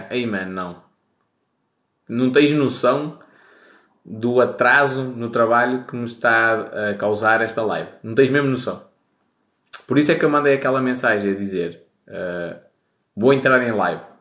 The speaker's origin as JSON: {"language": "Portuguese", "town": "Baltar", "region": "Porto District", "country": "Portugal", "said": "Sou de Baltar, grande terra. Quem vai a Baltar, arranja mulher para casar."}